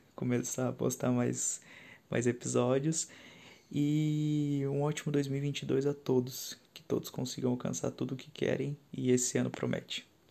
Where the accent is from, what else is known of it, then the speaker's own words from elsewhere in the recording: São Paulo, Brazil; moved away; sou paulistano, moro no interior de São Paulo há alguns anos já